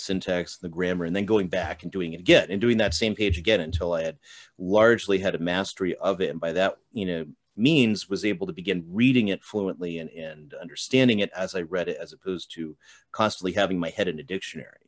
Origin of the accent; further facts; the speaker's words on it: Colchester, Connecticut, United States; moved away as an adult; also born or lived in Steubenville, Ohio; I was born in Eastern Connecticut, at the time it was a little town called Colchester. That's where I grew up